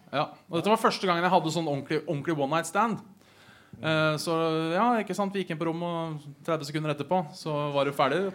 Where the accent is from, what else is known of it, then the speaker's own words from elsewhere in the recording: Hønefoss, Buskerud, Norway; now in Oslo, Norway; Jeg er fra Hønefoss